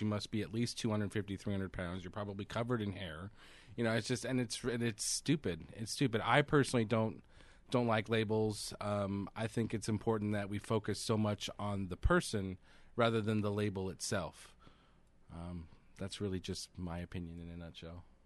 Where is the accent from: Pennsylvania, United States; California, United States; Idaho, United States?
California, United States; Central; I grew up in Central California